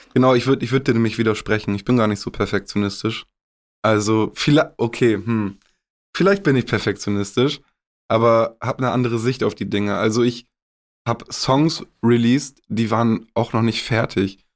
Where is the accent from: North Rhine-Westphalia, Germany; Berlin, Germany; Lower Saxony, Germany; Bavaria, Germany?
Lower Saxony, Germany; Augustfehn; Es ist meine Heimat, ich bin hier aufgewachsen.